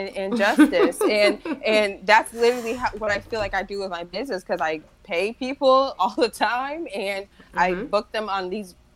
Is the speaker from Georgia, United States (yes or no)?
no; Cleveland, Ohio, United States; my hometown, Cleveland